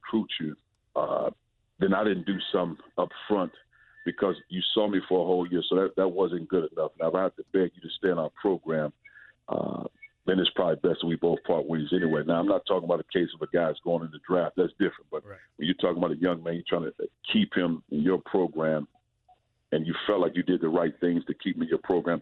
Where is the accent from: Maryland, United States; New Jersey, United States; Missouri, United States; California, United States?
Missouri, United States; St. Louis; growing up in St. Louis